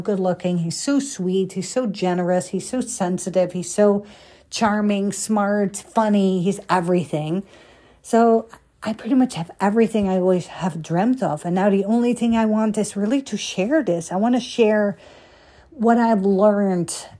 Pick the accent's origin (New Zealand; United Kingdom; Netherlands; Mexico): Netherlands; moved away as an adult; now in United States; I came from Holland